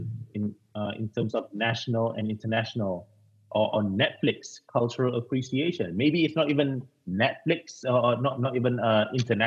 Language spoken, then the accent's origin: English; Malaysia; also born or lived in Indonesia; now in United Kingdom; I'm a Malaysian.